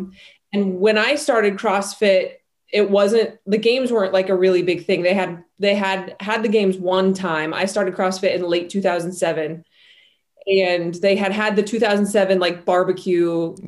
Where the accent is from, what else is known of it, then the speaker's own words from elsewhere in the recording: Salt Lake City, Utah, United States; I come from a really large family. I grew up in Salt Lake City, Utah.